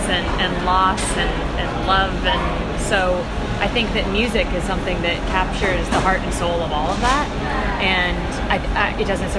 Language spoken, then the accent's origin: English; California, United States; moved away; also born or lived in Nashville; We grew up in California, both of us, practically neighbors, just 3 miles apart.